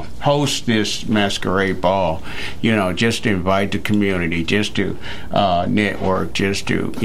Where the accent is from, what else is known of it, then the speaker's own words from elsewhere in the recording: Nashville, Tennessee, United States; I'm not from Murray County, but I'm from Nashville.